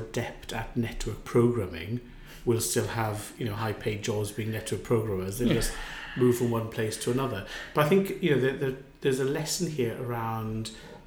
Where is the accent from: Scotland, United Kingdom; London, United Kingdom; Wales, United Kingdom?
Wales, United Kingdom; growing up in Wales in the 70s